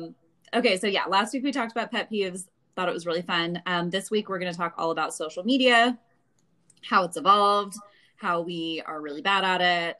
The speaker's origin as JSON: {"language": "English", "region": "California", "country": "United States", "tie": "born or raised there", "said": "I was in normal California weather"}